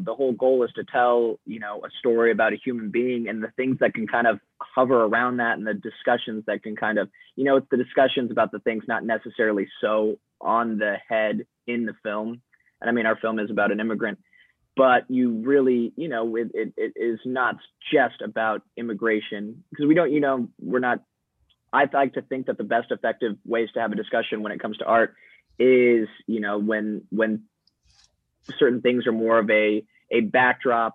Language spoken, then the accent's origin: English; Arizona, United States; as a white guy growing up in Arizona